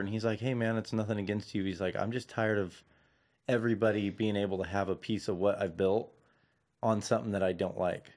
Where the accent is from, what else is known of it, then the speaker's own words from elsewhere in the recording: Santa Clarita, California, United States; also born or lived in Van Nuys; I'm originally from, like, Santa Clarita